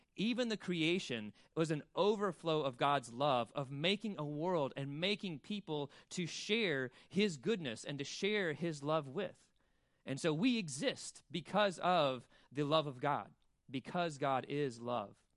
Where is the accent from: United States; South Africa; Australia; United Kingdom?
United States; Birmingham, Alabama; also born or lived in Mississippi; now in Wilmington, United States; I'm from Mississippi and Birmingham, Alabama